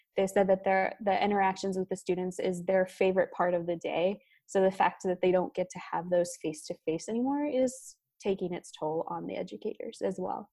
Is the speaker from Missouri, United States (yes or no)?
yes; Missouri, United States; now in Florida, United States; I'm from Missouri myself, so we had quite a few snow days, and those were some of the best days growing up